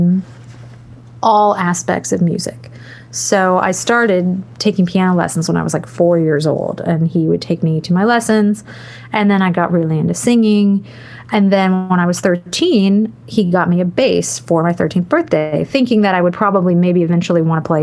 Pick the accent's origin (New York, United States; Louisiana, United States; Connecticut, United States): Louisiana, United States; New Orleans; I am from New Orleans, Louisiana